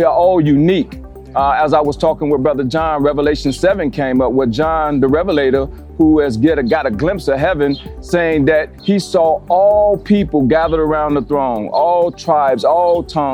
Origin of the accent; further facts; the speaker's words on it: Chicago, Illinois, United States; moved away as an adult; also born or lived in Minnesota; now in Minneapolis-Saint Paul, United States; I'm originally from Chicago, born and raised